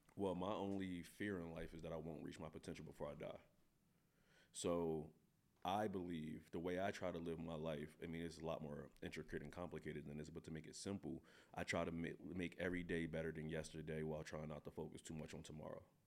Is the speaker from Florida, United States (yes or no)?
no; Philadelphia, Pennsylvania, United States; moved away as an adult; now in Pullman, United States; I'm from North Philadelphia.